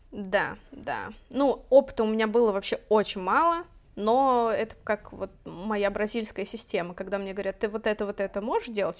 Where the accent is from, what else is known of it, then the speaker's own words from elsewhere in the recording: Orenburg, Orenburg Oblast, Russia; now in Catalonia, Spain; мы вообще жили довольно бедно, и, в принципе, ну, я из Оренбурга